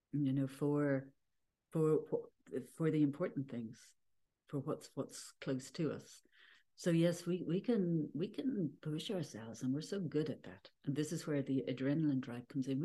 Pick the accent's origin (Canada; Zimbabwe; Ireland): Ireland; born or raised there